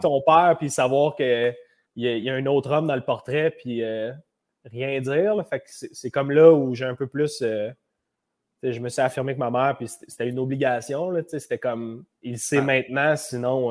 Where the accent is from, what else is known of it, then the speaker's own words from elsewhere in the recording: Laval, Quebec, Canada; je suis né en 95 euh, à Laval. C'est là que je suis né